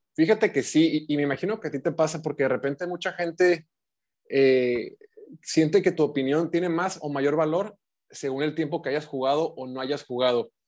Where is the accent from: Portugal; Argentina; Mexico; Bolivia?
Mexico; Baja California; also born or lived in Mexico City; yo soy acá de Baja California